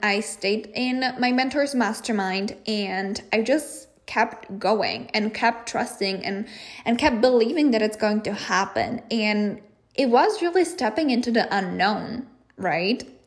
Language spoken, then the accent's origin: English; Czechia; moved away as an adult; I am from the Czech Republic. So I knew that eventually I was going to go back